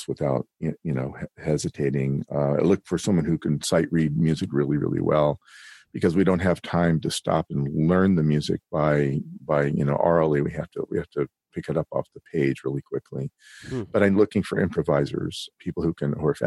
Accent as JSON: {"language": "English", "town": "Berkeley", "region": "California", "country": "United States", "tie": "born or raised there", "said": "I grew up in Berkeley, California"}